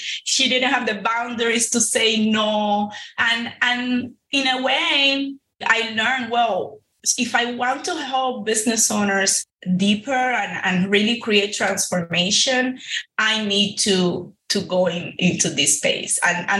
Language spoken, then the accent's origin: English; Cuba; now in Miami, United States; back in 2006, when my family first, you know, launched in this entrepreneurial world here in Miami. I came from Cuba in 05, and a year later, we just jumped into it.